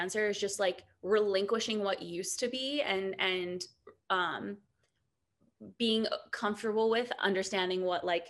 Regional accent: Ohio, United States; moved away as an adult; also born or lived in New York; I'm from Ohio

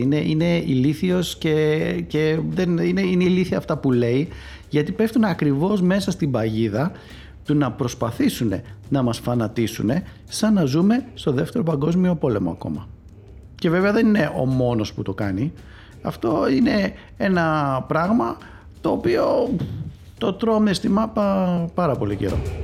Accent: Greece

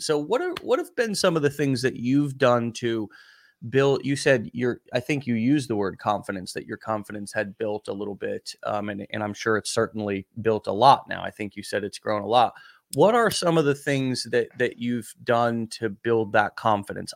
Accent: United States; first language English; somebody like me who's an American who English was my first language

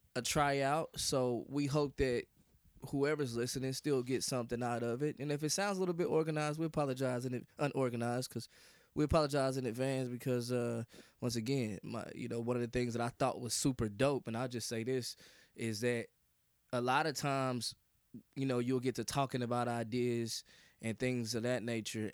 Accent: Kansas City, Missouri, United States; I hail from the great, you know what I'm saying, state of Missouri, man, Kansas City, Missouri

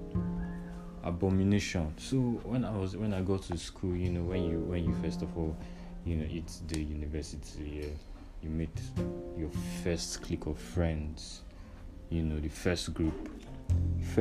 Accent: Nigeria; growing up a Nigerian

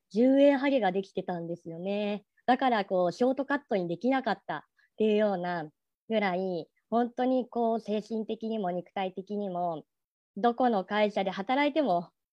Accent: Tokyo, Japan; 東京生まれ

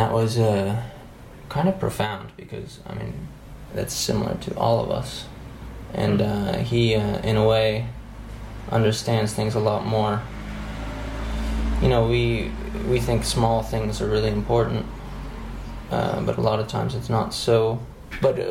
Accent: United States; moved away as an adult; now in Morocco; I'm American and I'm in a rural site

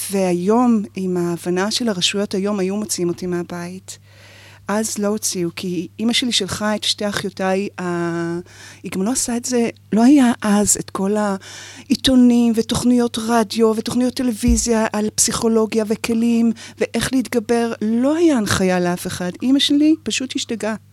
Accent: Rishon LeZion, Central District, Israel; אני גדלתי בראשון.

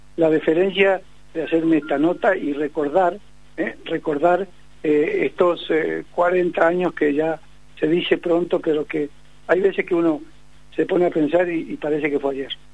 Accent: Uruguay; como somos los uruguayos

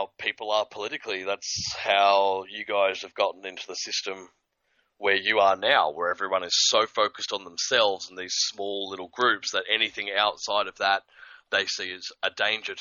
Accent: Australia; being Australian for a lot of my early life

